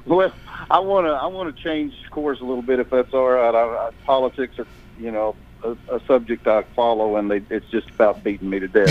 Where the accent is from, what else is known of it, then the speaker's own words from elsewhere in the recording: Albany, Texas, United States; moved away as an adult; also born or lived in Nashville, Tennessee; now in Murfreesboro, United States; I was born and raised in a small town in Texas, and uh, the nearest town, to the big town, was Abilene, and uh, my hometown was Albany